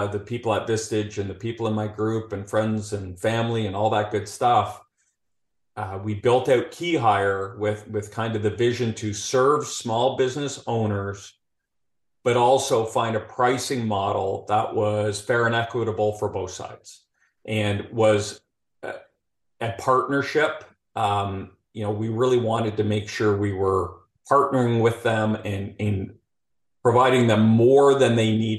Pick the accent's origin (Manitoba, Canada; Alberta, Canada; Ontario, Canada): Alberta, Canada; Calgary; accent: Canadian; moved away as an adult; now in Houston, United States; I'll be speaking Canadian throughout this whole conversation